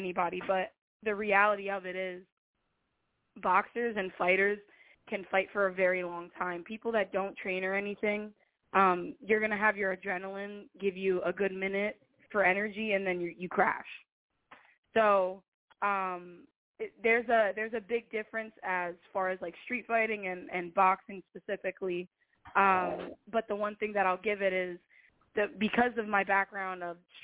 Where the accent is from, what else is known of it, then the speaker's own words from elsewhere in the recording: Whitehall, Pennsylvania, United States; also born or lived in Allentown; I grew up in Whitehall